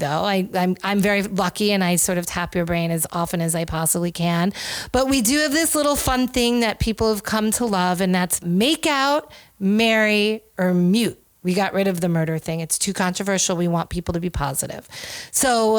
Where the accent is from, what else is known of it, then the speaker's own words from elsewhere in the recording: New York, United States; also born or lived in Los Angeles; now living in LA and New York